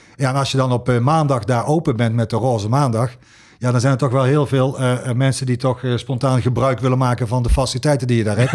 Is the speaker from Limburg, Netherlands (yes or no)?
yes; Sittard, Limburg, Netherlands; moved away; also born or lived in Tilburg; ik kom niet uit Tilburg, eh, eh, maar ik kom uit Sittard